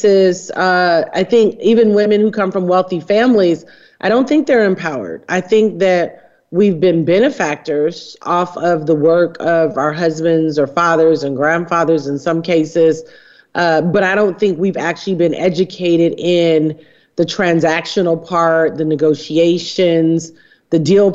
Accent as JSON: {"language": "English", "town": "Detroit", "region": "Michigan", "country": "United States", "tie": "born or raised there", "said": "I grew up in Detroit, Michigan"}